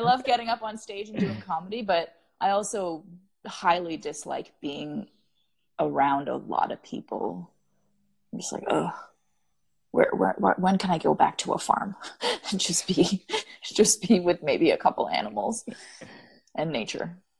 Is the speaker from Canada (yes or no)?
yes; Canada; as a Canadian